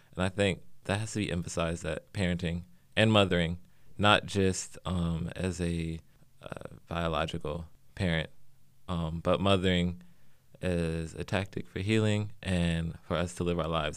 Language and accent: English; St. Louis, Missouri, United States; now in Los Angeles, United States; I'm from Saint Louis, Missouri, originally